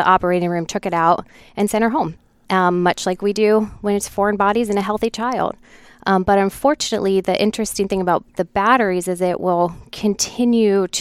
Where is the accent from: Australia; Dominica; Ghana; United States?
United States; Ohio; moved away as an adult; I hail from Ohio